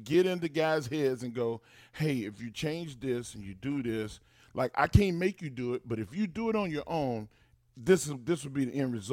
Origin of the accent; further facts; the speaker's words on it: England, United Kingdom; that's I'm so English.